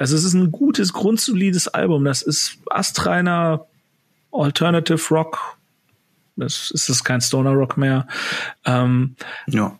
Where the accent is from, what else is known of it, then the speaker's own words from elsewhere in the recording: Cologne, North Rhine-Westphalia, Germany; Köln, ist, Köln ist meine Heimat